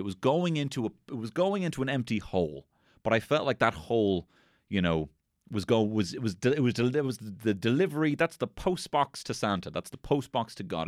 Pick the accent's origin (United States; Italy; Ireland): Ireland; we are Irish